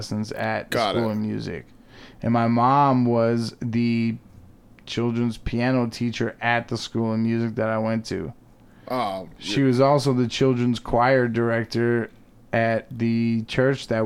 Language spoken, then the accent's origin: English; Tallahassee, Florida, United States; moved away as an adult; also born or lived in Portland, Oregon / Utah; now in Salt Lake City, United States; originally I am from Tallahassee, Florida. Was there for like 31 years or something like